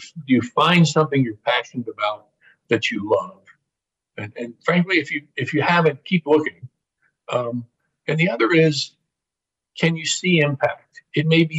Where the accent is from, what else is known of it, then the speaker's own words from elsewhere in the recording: Indianapolis, Indiana, United States; my hometown of Indianapolis